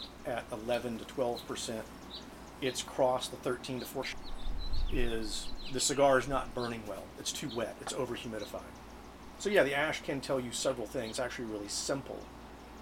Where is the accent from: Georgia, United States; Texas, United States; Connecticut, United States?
Georgia, United States; Atlanta; I grew up in Atlanta, so it was very common for me to hear axing